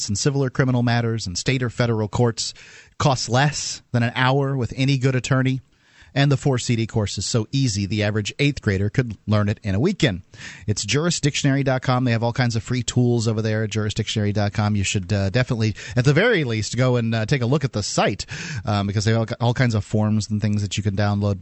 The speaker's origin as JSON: {"language": "English", "town": "Sarasota", "region": "Florida", "country": "United States", "said": "we're from Sarasota"}